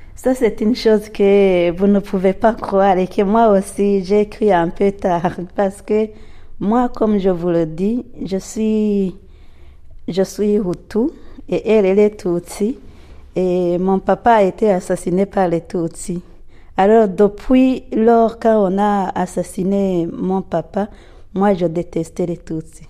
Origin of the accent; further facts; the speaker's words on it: Burundi; je suis burundaise